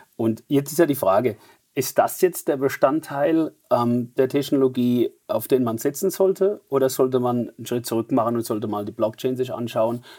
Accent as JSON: {"language": "German", "town": "Mannheim", "region": "Baden-Württemberg", "country": "Germany", "accent": "Mannheimer Dialekt", "said": "wie man leicht an meinem Dialekt hört, ähm, sehr stark integriert in Deutschland, sodass wir sogar Dialekt, Mannheimer Dialekt sprechen"}